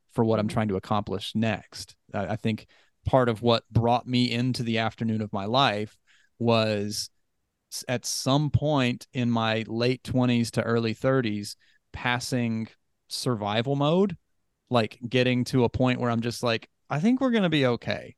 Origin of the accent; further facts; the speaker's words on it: West Virginia, United States; I was raised Christian in West Virginia